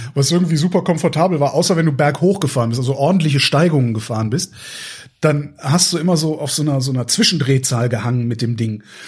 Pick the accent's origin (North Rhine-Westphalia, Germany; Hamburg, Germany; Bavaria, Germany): North Rhine-Westphalia, Germany; near Cologne; ich bin ja in der Nähe von Köln groß geworden